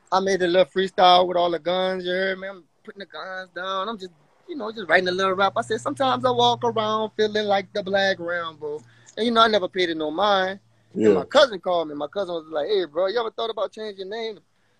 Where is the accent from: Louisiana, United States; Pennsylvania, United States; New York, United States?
Louisiana, United States; I'm from Louisiana, man. I was shooting guns when I was like young